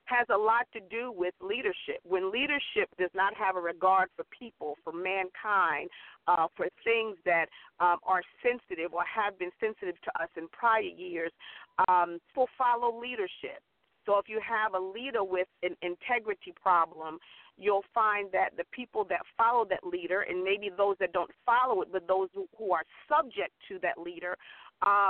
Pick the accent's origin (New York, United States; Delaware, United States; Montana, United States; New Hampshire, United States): New York, United States; Central Islip; I hail from Central Islip, New York. My home church was Hope Missionary Baptist Church in Central Islip